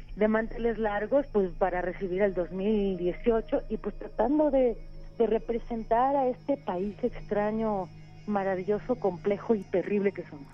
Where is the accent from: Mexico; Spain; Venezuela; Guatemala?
Mexico; lo que somos como mexicanos contemporáneos, como mexicanas